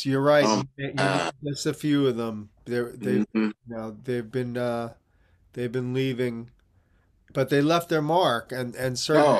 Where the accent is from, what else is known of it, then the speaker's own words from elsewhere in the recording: Teaneck, New Jersey, United States; growing up in Teaneck in the 70s, it was one of the best education systems in the country.